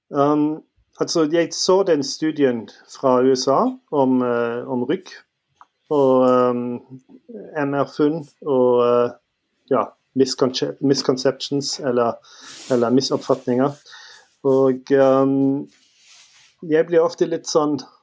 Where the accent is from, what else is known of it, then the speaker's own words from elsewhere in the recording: Northern Germany, Germany; Norwegian is a second language; moved away as an adult; also born or lived in Trondheim, Norway; now in Stavanger, Norway; jeg er født og oppvokst i Tyskland, Nord-Tyskland, og um, kom til Norge for uh, vel ti år siden.